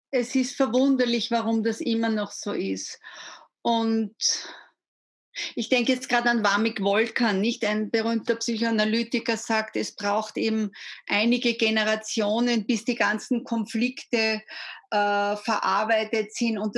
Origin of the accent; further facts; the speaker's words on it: Gmunden, Upper Austria, Austria; born there; Ich bin ja. eine gebürtige Gmundnerin.